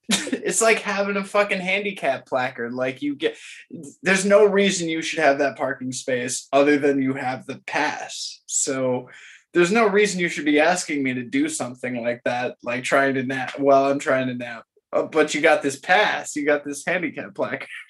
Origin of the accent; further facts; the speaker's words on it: Florida, United States; now in Memphis, United States; I grew up in Florida